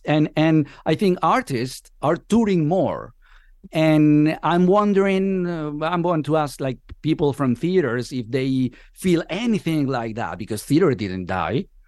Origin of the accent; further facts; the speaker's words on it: Venezuela; moved away as an adult; now in Spain; I've been living here for the last, what, fourteen years. I'm originally from Venezuela.